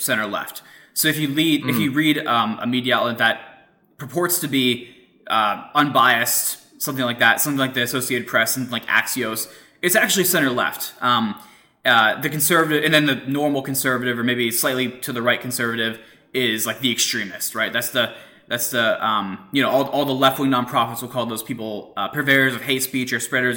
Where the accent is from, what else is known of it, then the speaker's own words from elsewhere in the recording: Pittsburgh, Pennsylvania, United States; So I grew up in Pittsburgh, so the other side of Pennsylvania